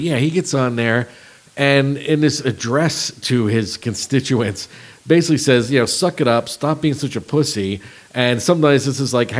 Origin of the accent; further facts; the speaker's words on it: Northeast, United States; now in Texas, United States; I'm from the Northeast.